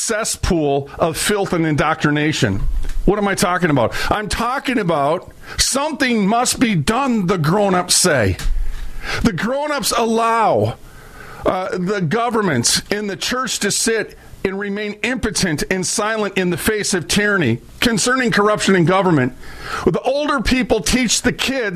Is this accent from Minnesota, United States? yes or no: yes; Minneapolis, Minnesota, United States; also born or lived in St. Paul; I was raised up in North Minneapolis. I moved 37 times from Minneapolis to St. Paul